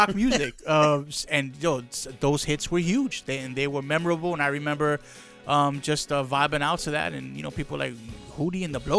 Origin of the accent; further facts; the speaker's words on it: New York City, New York, United States; growing up in the Bronx, you would think, you know, my influences are, you know, Latin or hip hop, R&B.